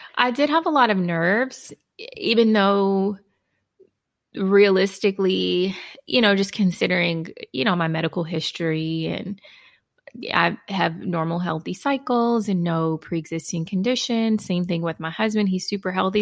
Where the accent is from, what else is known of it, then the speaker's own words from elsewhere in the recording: Houston, Texas, United States; now in Dallas-Fort Worth, United States; relocating back to my hometown, Houston